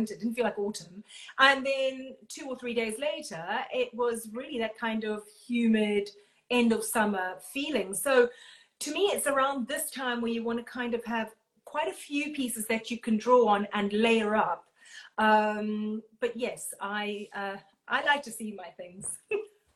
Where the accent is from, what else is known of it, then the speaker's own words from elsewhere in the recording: Durban, KwaZulu-Natal, South Africa; moved away as an adult; now in United Kingdom; I come from Durban.